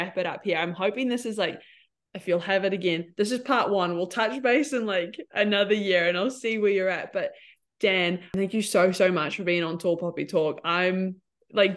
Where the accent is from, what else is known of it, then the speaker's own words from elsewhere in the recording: Cambridge, Waikato, New Zealand; Cambridge, I'm from Cambridge